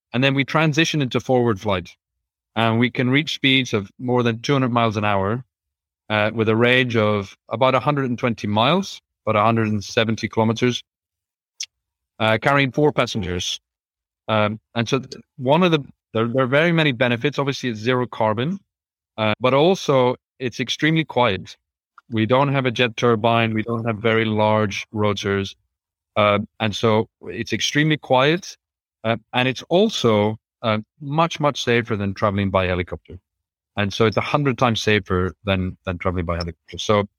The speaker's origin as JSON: {"language": "English", "country": "Ireland", "tie": "born or raised there", "said": "especially growing up in Ireland. To be able to fly, well, almost anywhere in Europe and completely and be in much better weather."}